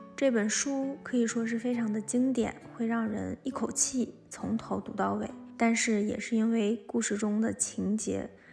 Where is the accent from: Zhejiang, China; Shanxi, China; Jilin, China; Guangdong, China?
Jilin, China; Changbai Mountain; now in Beijing, China; 我出生在东北的长白山，现在在北京工作